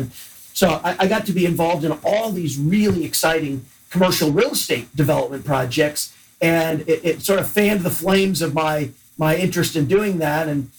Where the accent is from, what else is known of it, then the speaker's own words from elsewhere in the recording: Chicago, Illinois, United States; born there; also born or lived in Des Moines; And my dad's first job was in Chicago, where I was born and lived for 2 years. And then every time he got a new territory or a new promotion, we moved. So we went from Chicago to Des Moines